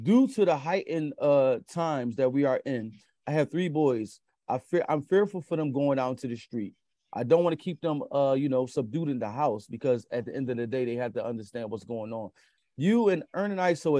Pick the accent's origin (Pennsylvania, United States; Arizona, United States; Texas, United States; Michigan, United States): Pennsylvania, United States; Philadelphia; I'm born and raised in Philadelphia